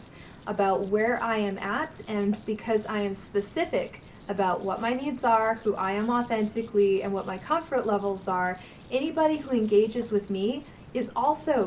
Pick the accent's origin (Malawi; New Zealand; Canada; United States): Canada; as a Canadian who lives with geese